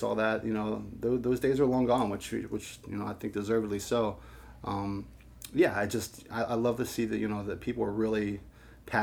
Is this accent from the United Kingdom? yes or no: no; Pittsburgh, Pennsylvania, United States; now in St. Louis, United States; I grew up in Pittsburgh, Pennsylvania